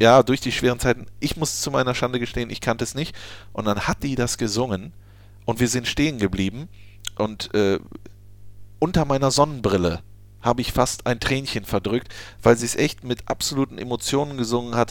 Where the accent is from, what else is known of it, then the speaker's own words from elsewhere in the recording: Düsseldorf, North Rhine-Westphalia, Germany; moved away; Ich bin in Düsseldorf geboren.